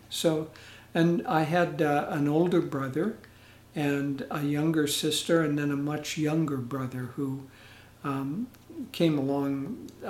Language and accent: English; Edmonton, Alberta, Canada; born there; I was born in 1943. I was a war baby. And I was born actually in Edmonton, Canada, Alberta, Canada.